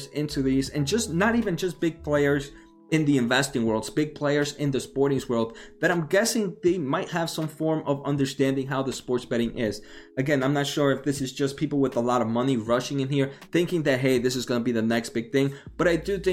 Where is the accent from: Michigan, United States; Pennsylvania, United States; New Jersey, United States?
New Jersey, United States; I am from New Jersey